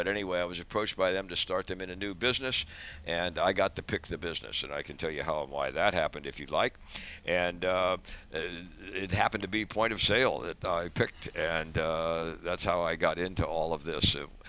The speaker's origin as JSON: {"language": "English", "town": "Dayton", "region": "Ohio", "country": "United States", "tie": "born or raised there", "also_born_or_lived": "San Jose, California / North Carolina", "moved": "as an adult", "said": "I'm 86 years old, so I'm at the end of that career. I grew up in Dayton, Ohio. Went to school there, had a modest upbringing"}